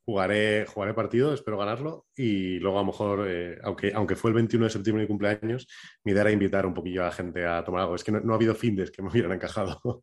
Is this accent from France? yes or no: no; La Rioja, Spain; soy de Veranea de La Rioja